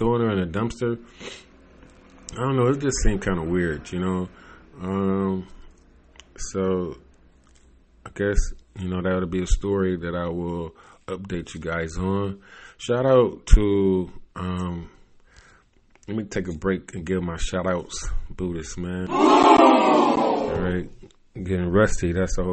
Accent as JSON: {"language": "English", "town": "Cleveland", "region": "Ohio", "country": "United States", "said": "I come from Cleveland"}